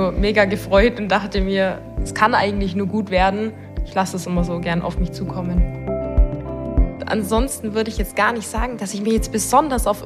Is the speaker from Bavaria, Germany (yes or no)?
yes; Augsburg, Bavaria, Germany; Ich komme aus Augsburg. Ich bin dort groß geworden